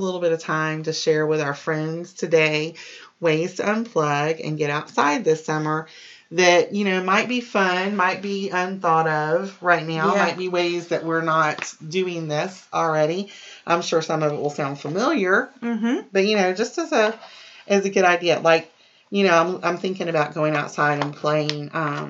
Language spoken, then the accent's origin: English; Key Largo, Florida, United States; because during some of my like middle elementary to middle school years, we grew up in the Keys. We were in Key Largo